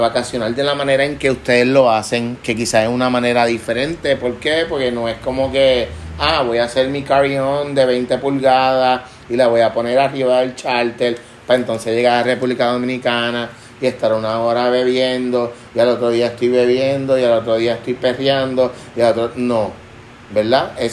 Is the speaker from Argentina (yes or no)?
no; Puerto Rico; Claro, claro. Somos boricuas.